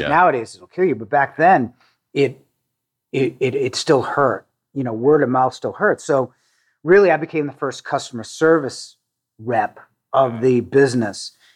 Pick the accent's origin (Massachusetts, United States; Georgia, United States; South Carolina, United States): Massachusetts, United States; Needham; I grew up in a suburb of Boston in uh, Needham, Massachusetts.